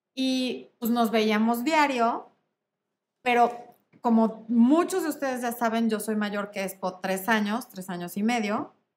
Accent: Mexico City, Mexico; yo soy de la Ciudad de México

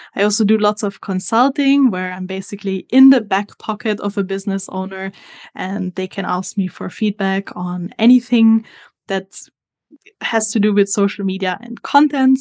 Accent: Italy; moved away as an adult; now in New Zealand; As you can hear from my accent, I am not originally from New Zealand. I'm actually from Italy. But I have been living in New Zealand for the last two years

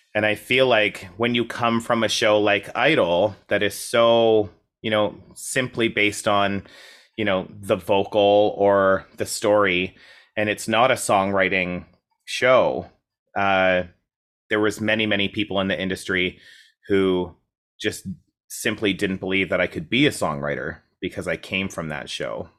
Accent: Coaldale, Alberta, Canada; moved away as an adult; now in Toronto, Canada; a town called Coaldale

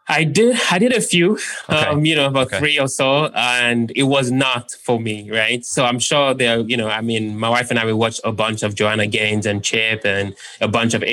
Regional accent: London, United Kingdom; also born or lived in Nigeria; where I was born in Nigeria, we don't have that. And where I grew up in London, I think you'd be hard pressed to be able to put 3% down.

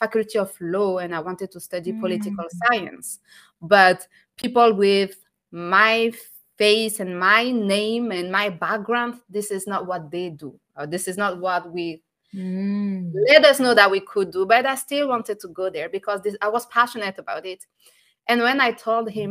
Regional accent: France; moved away; I'm French. I was born and raised in France, but I'm from North African background. I'm from originally from Tunisia

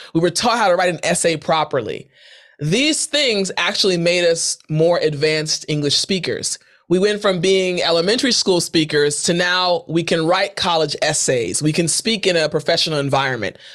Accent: United States; moved away as an adult; also born or lived in South Korea; I'm from Maryland. I'm from D C.

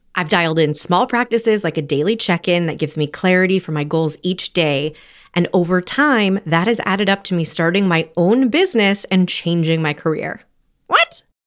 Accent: Los Angeles, California, United States; also born or lived in New Haven / New York; I'm from Los Angeles

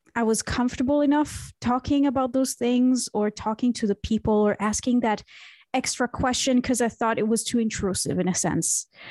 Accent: Israel; moved away as an adult; now in Berlin, Germany; I was born and raised in Israel

